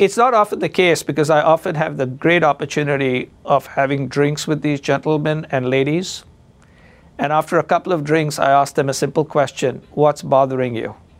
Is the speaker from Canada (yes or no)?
no; India; now in Chicago, United States; I'm Indian